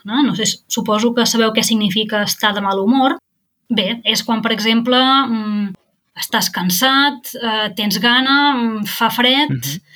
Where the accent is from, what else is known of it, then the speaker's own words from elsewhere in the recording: Girona, Catalonia, Spain; moved away as an adult; also born or lived in Barcelona / Netherlands / Marburg, Germany; now in Germany; soc de Girona